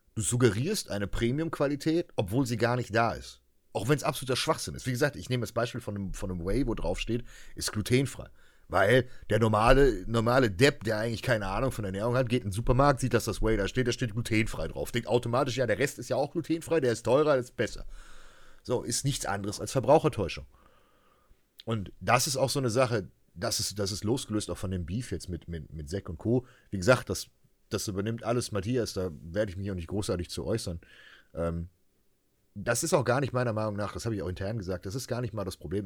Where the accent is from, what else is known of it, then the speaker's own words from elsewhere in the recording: Germany; als Deutsche